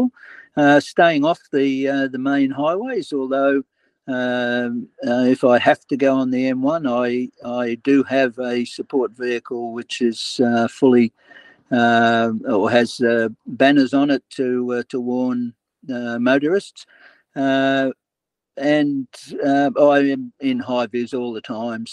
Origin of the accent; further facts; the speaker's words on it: Sydney, New South Wales, Australia; I'm originally from Bondi, I chose Sydney